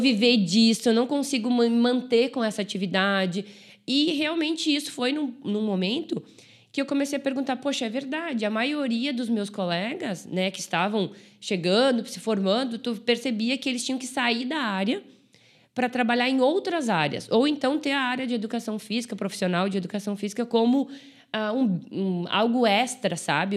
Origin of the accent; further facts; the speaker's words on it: Brazil; eu sou de, de Caxias